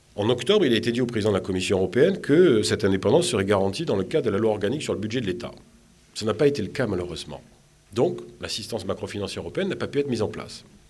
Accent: Marseille, Provence-Alpes-Côte d'Azur, France; moved away as an adult; also born or lived in Tunisia; now in Tunis, Tunisia; je suis méditerranéen, je suis de Marseille

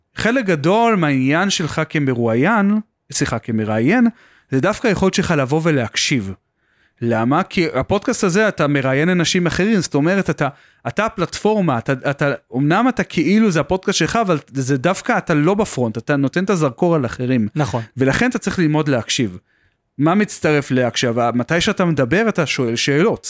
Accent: Beersheba, Southern District, Israel; אני במקום מבאר שבע

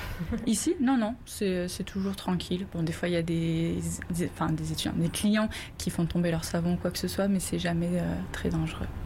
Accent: France; moved away as an adult; now in Montreal, Canada; Je suis française

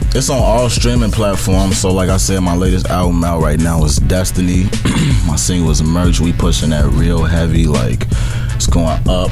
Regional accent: Chicago, Illinois, United States; I'm from Chicago, south side of Chicago

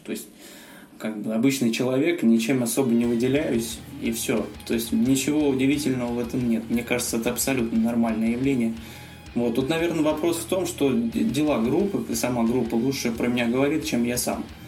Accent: Uryupinsk, Volgograd Oblast, Russia; moved away; Я родился в Волгоградской области, в городе Урюпинске. Мы там с моим приятелем, значит, когда учились в школе

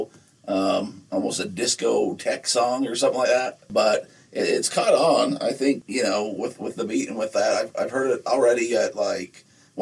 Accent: Nephi, Utah, United States; growing up in Nephi

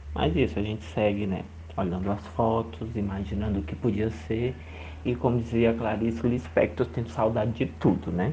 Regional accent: Juazeiro do Norte, Ceará, Brazil; now in São Paulo, Brazil; eu falo agora atualmente de São Paulo, mas sou de Lumeiro do Norte, no Ceará

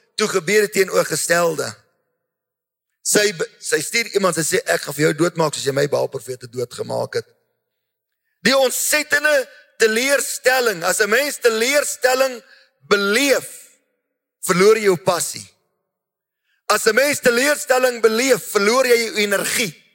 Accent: South Africa; ons mense, so Afrikaners, Suid-Afrikaners

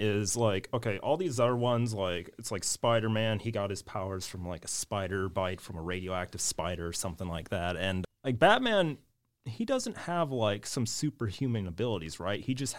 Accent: Palmer, Alaska, United States; born there; I was born in Palmer.

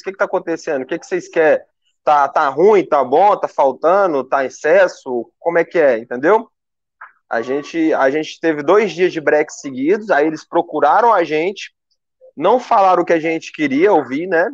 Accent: Uberlândia, Minas Gerais, Brazil; eu sou de Uberlândia

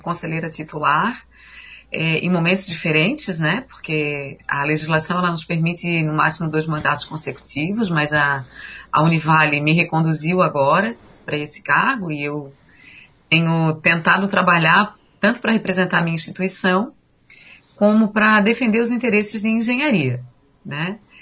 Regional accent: São José, Santa Catarina, Brazil; eu sou natural de São José, na Grande Florianópolis

